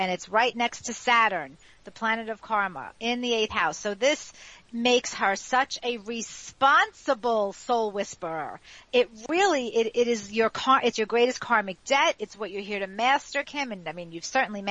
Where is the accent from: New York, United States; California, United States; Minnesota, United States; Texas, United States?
New York, United States; New York City; the block that I grew up in Ozone Park, Queens